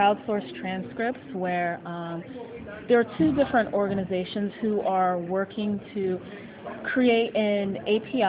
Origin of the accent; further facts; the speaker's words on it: Chicago, Illinois, United States; I am from Chicago, Illinois, United States